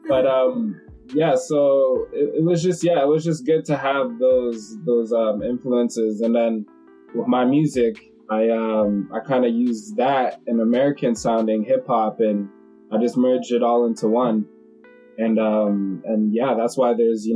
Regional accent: Toronto, Ontario, Canada; growing up in Scarborough, you know, everybody lives on one street

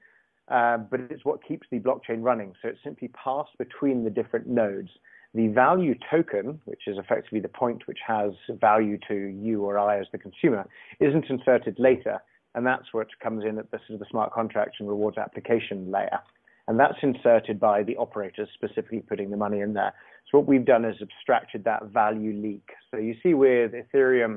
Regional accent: England, United Kingdom; I'm English

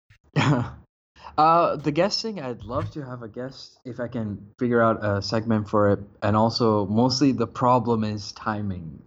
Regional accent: Bangladesh; moved away as an adult; now in Malaysia; I'm living in Malaysia, but I'm actually from Bangladesh, but I'm half Somali, half Bengali

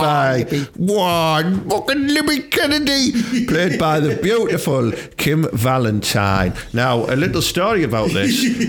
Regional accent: Thornaby, North East England, United Kingdom; Growing up in Thorntree Road in Thornaby, then Lanehouse Road in Thornaby

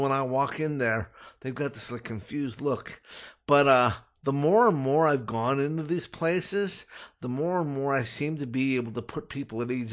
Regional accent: Los Angeles, California, United States; I'm born and raised in Los Angeles

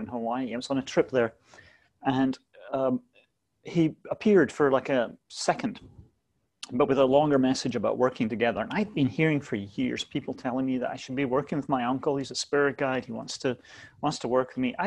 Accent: Scotland, United Kingdom; moved away as an adult; also born or lived in London; I was born in Scotland, lived there until my 20s

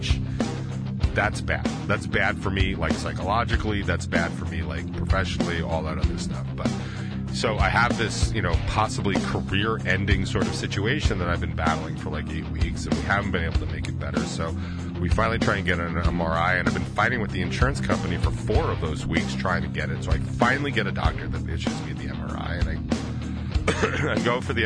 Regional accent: United States; I'm in America. I'm American as fuck

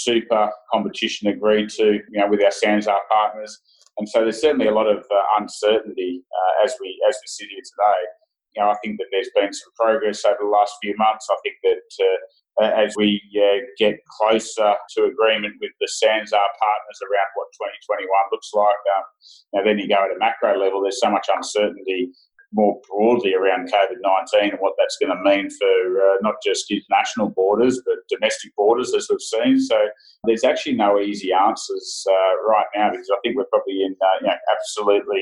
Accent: Australia; as Australians and as Australian supporters

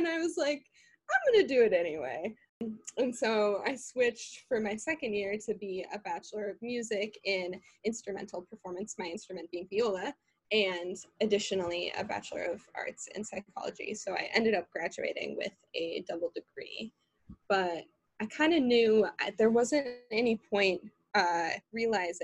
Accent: Minnesota, United States; moved away as an adult; also born or lived in Illinois; now in Chicago, United States; I grew up in Minnesota.

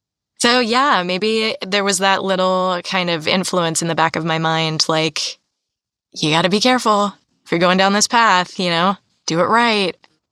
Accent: East Coast, United States; now in California, United States; And I'm from the East Coast originally.

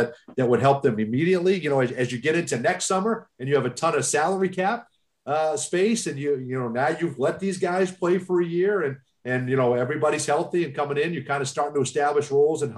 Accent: Boston, Massachusetts, United States; moved away as an adult; now in Orlando, United States; I grew up in Boston

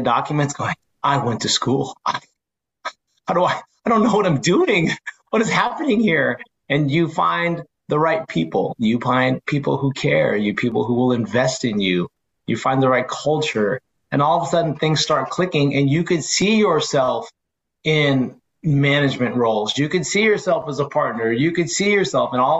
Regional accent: San Francisco Bay Area, California, United States; I say, oh, San Francisco Bay Area

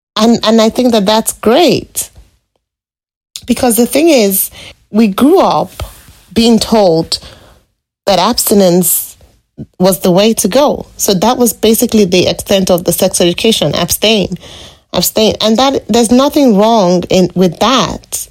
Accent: Lagos, Nigeria; moved away as an adult; now in British Columbia, Canada; growing up in Lagos

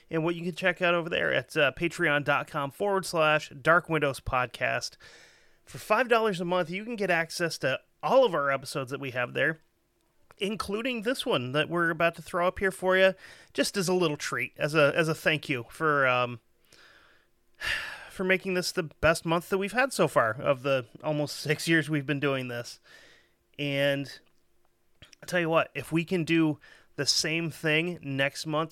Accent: United States; as an American

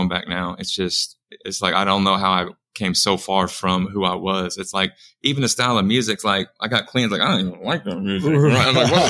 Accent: Springfield, Missouri, United States; Springfield, Missouri.

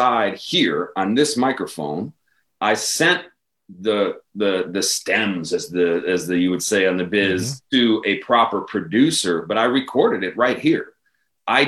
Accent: Chicago, Illinois, United States; I grew up on the South Side. I went to Bogan High School for a year

